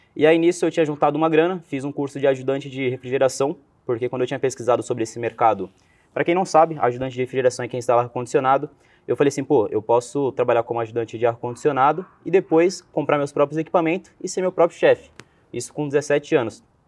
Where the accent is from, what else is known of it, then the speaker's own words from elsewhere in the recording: Cubatão, São Paulo, Brazil; Eu sou nascido em Cubatão, né? Que é na Baixada Santista, em São Paulo